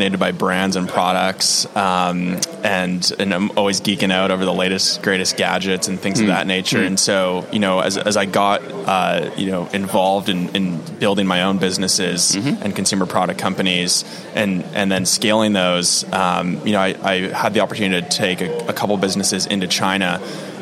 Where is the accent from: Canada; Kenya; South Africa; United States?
Canada; New Brunswick; now in Vancouver, Canada; I'm born and raised on the East Coast